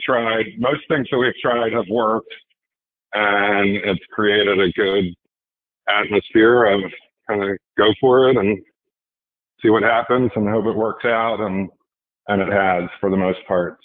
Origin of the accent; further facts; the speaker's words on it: Philadelphia, Pennsylvania, United States; was from the Philadelphia area